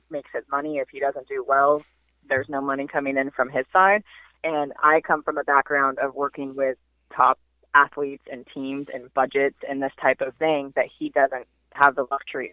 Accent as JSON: {"language": "English", "region": "Northern California", "country": "United States", "moved": "as an adult", "lives_now": "Southern California, United States", "said": "I am from Northern California originally."}